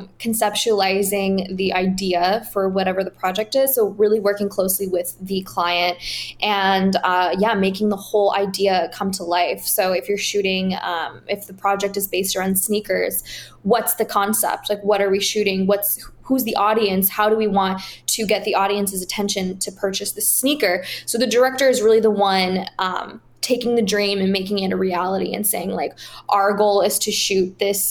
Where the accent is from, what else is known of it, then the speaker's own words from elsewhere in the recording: Paris, Île-de-France, France; also born or lived in Washington, DC, United States; I'm originally from Paris, France. I grew up between DC and Paris. So … is homage to my my French side.